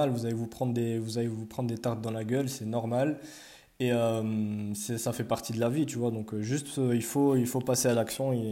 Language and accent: French; France; ouais, je suis français, mais c'est même pas ça le problème